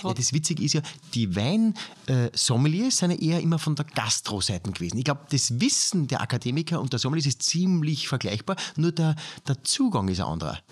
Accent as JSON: {"language": "German", "country": "Austria", "tie": "born or raised there", "said": "aus meiner Heimatgemeinde"}